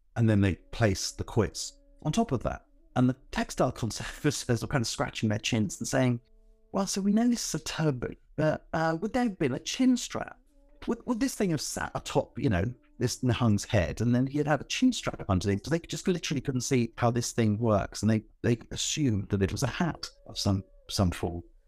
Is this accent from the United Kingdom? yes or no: yes; Northolt, London, United Kingdom; also born or lived in Southall; I was born in South Hall, but I didn't, you know, we didn't live there very long. We moved to Northolt, which is another part of that bit of suburban Northwest London.